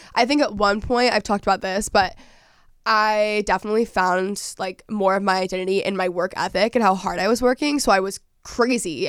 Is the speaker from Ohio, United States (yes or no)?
no; Dallas, Texas, United States; moved away as an adult; I'm from Dallas, I'm from Texas originally